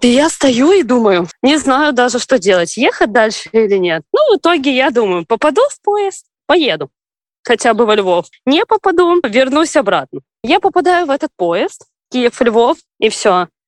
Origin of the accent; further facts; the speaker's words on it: Belarus; moved away as an adult; now in Ukraine; родом я из Беларуси